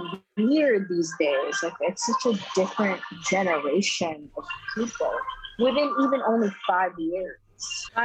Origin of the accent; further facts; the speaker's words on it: Philippines; moved away; I grew up in the Philippines